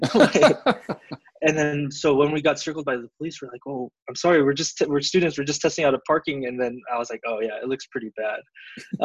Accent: Southern California, United States; also born or lived in Davis, California; I'm from originally from SoCal

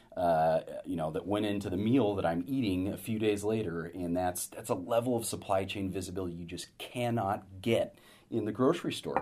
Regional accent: Sacramento, California, United States; moved away as an adult; also born or lived in Los Angeles / San Francisco; having grown up in Sacramento

